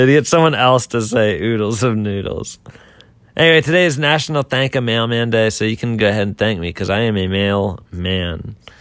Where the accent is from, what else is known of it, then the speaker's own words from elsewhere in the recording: Boiling Springs, Pennsylvania, United States; I'm from Pennsylvania, and we have a lake, and there's a bunch of ducks that come to the lake